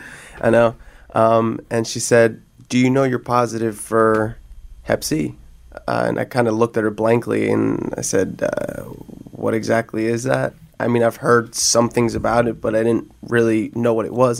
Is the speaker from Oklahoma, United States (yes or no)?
no; New Jersey, United States; moved away; I'm from Jersey